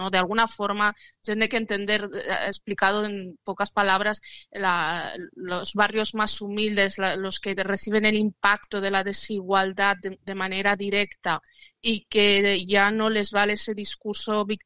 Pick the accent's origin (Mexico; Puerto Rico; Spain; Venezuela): Spain; yo soy español igual que tú y tengo mis propias ideas.